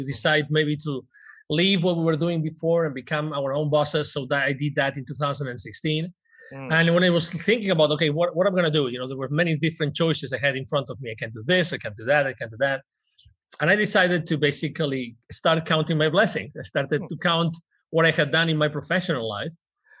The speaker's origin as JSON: {"language": "English", "country": "Spain", "said": "My brand is the CEO Confident. And basically, I'm originally from Spain."}